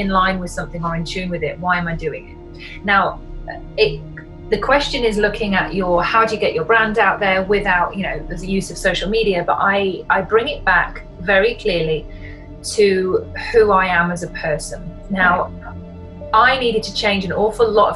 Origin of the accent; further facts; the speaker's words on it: Yorkshire and the Humber, United Kingdom; I'm from Yorkshire in the north of England